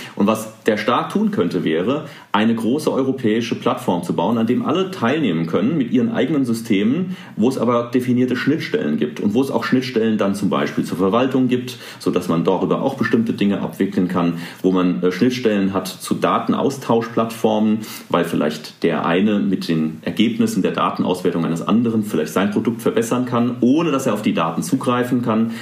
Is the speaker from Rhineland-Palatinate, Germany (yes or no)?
yes; Rhineland-Palatinate, Germany; hier in Rheinland-Pfalz, wo ich herkomme